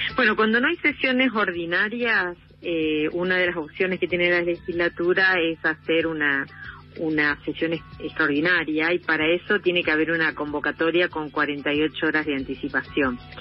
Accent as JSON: {"language": "Spanish", "town": "Rosario", "region": "Santa Fe", "country": "Argentina", "moved": "as an adult", "lives_now": "Esquel, Argentina", "said": "yo vivo en Esquiel desde el año 86, soy rosarina, me vine a vivir acá"}